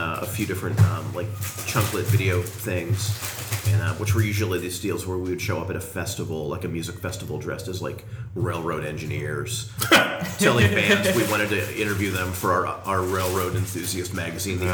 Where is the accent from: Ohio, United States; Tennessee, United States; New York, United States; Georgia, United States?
Ohio, United States; East Liverpool; moved away; I was born in East Liverpool